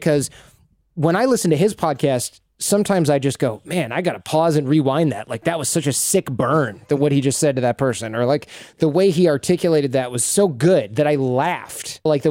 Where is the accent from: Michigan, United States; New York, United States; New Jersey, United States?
Michigan, United States; accent: Michigan; not slurring my words and mixing in my Michigan accent all the time